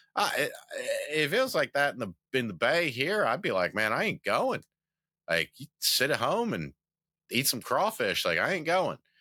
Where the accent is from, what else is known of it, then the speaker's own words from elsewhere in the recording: the South, United States; I'm from the South